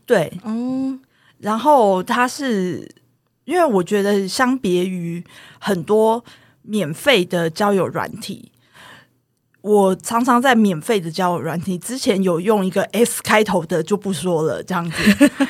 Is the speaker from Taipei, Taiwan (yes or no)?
no; Taoyuan, Taiwan; 我是桃园人